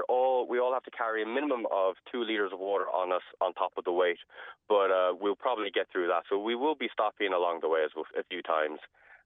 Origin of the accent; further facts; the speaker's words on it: South Africa; now in Ireland; Well, I'm originally from South Africa, actually. My father was African and my mother is Irish. She decided to go there and then met my father, and then we came back to Ireland in 2000.